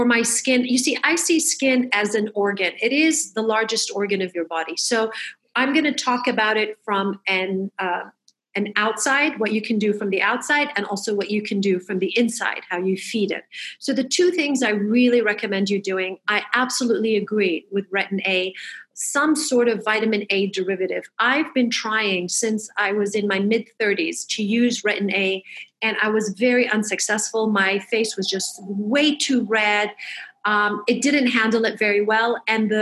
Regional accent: Michigan, United States; moved away; I grew up in Michigan

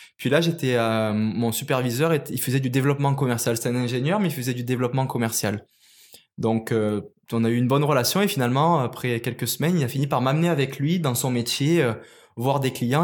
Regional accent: Marseille region, Provence-Alpes-Côte d'Azur, France; moved away as an adult; also born or lived in Cavaillon / Guadeloupe; now in Quebec, Canada; je suis pas originaire du Québec, je suis originaire de France, puis plus précisément du sud de la France, la région de ben, Marseille

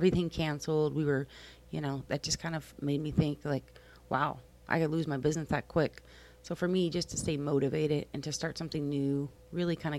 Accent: Kentucky, United States; now in Key West, United States; I'm a Kentucky girl

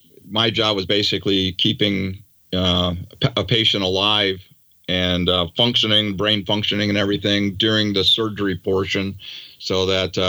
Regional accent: Daytona Beach, Florida, United States; also born or lived in New York; I grew up basically in Daytona Beach, Florida. So I grew up on the beach and surfing

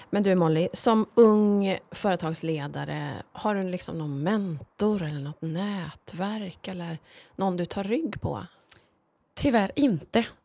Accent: Ulricehamn, Västra Götaland, Sweden; moved away; also born or lived in Borås; Jag föddes ju i Borås och, och växte upp mina första år i Ulricehamn.

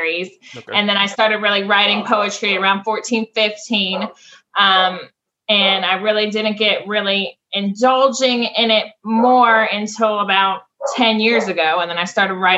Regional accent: Franklin, Tennessee, United States; also born or lived in Flint, Michigan; I was born in Flint, Michigan. I moved to Franklin, Tennessee around 5 years old.

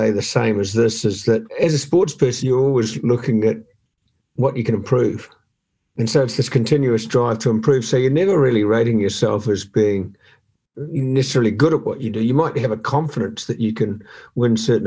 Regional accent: New Zealand; growing up in New Zealand

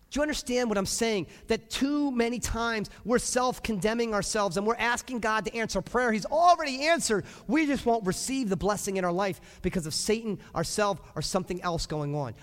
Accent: United States; we as nice American Christians and parents

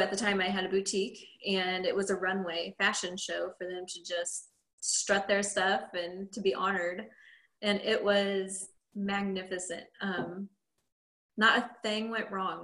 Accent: Quincy, Illinois, United States; I'm from Quincy, Illinois

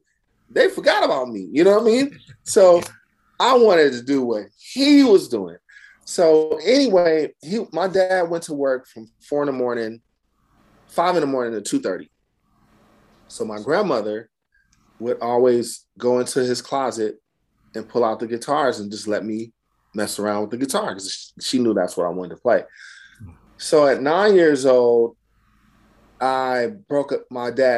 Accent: Oakland, California, United States; also born or lived in New Jersey; I'm from Oakland, California. I was born in New Jersey because my dad was in Vietnam.

